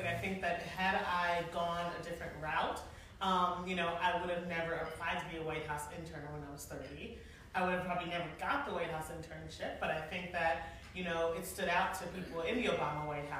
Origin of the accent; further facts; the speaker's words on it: Philadelphia, Pennsylvania, United States; I'm also from Philadelphia, so I don't even need my phone.